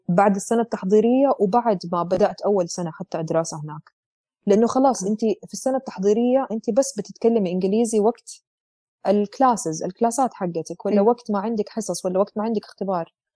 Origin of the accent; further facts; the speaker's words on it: Jeddah, Makkah Province, Saudi Arabia; moved away as an adult; also born or lived in Eastern Province, Saudi Arabia / Leeds, United Kingdom; وأنا أصلا من جدة